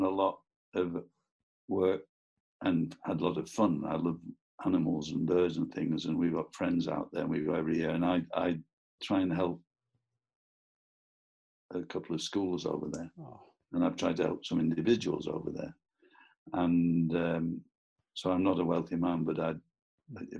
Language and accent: English; Preston, North West England, United Kingdom; I'm from Preston